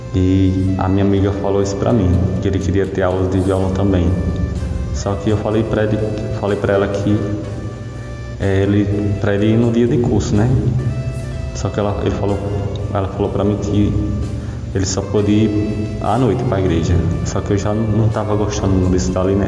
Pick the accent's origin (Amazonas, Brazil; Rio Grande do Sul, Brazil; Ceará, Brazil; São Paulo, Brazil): Ceará, Brazil; Milagres; sou de Milagre, Ceará